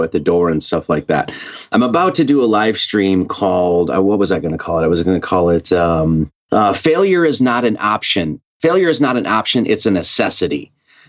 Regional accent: Wisconsin, United States; now in Hawaii, United States; I grew up in Wisconsin

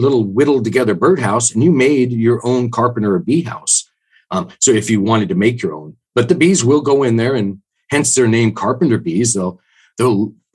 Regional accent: the Northwest, Pacific Northwest, United States; I'm from the Northwest

